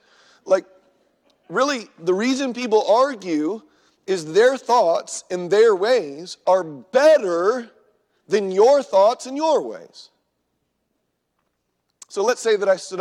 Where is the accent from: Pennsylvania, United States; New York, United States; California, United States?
California, United States; Southern; now in Minnesota, United States; I grew up in Southern California in the 80s.